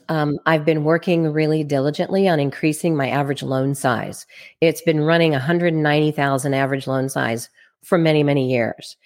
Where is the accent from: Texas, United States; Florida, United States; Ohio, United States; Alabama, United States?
Texas, United States; Plano; now in Kansas City, United States; I am originally from Plano, Texas. That's where I was raised